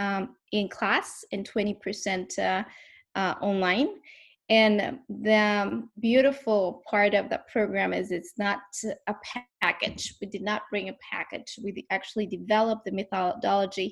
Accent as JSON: {"language": "English", "country": "Bolivia", "moved": "as an adult", "said": "I'm right now in Santa Cruz, Bolivia, my home country. I came back 2 years ago"}